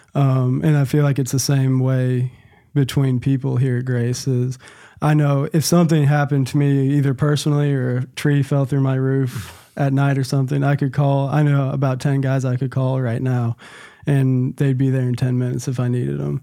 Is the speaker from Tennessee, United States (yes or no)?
yes; Nashville, Tennessee, United States; moved away as an adult; now in Nacogdoches, United States; I was born and raised in Nashville, Tennessee.